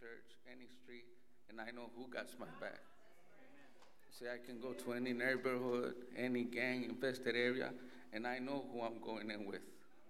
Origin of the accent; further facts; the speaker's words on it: El Paso, Texas, United States; I'm from Texas. I was born in El Paso, but I was raised in the prison system.